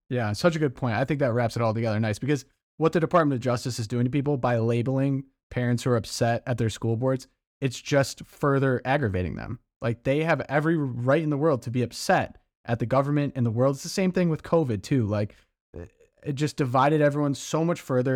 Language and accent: English; Midwest, United States; I'm from the Midwest